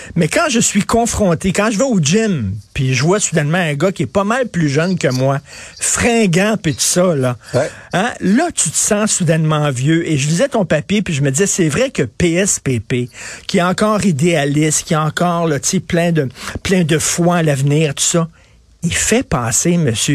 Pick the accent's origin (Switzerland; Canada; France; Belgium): Canada; moi, je suis un Canadien, je suis pas un Américain